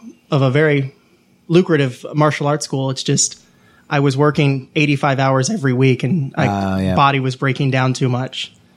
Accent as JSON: {"language": "English", "town": "Atlanta", "region": "Georgia", "country": "United States", "said": "Nope, from Atlanta, Georgia."}